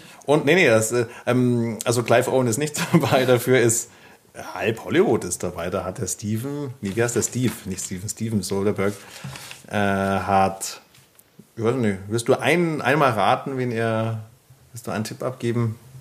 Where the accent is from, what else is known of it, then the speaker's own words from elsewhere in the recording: Bavaria, Germany; ich komme aus Bayern